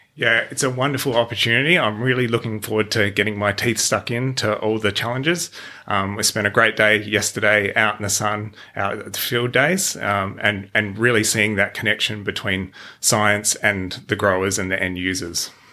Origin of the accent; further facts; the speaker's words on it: Adelaide Hills, South Australia, Australia; I grew up in the Adelaide Hills on a hobby farm